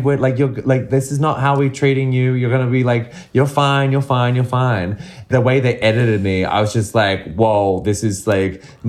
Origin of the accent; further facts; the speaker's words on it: Sydney, New South Wales, Australia; now in United Kingdom; I'm from Sydney